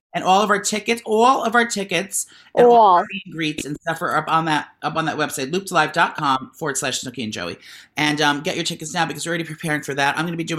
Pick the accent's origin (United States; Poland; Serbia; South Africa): United States; Cincinnati, Ohio